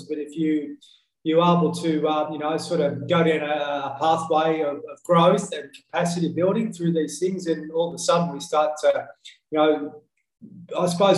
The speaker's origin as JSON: {"language": "English", "town": "Horsham", "region": "Victoria", "country": "Australia", "tie": "born or raised there", "said": "I come from Horsham in country Victoria. So I was a little fella there."}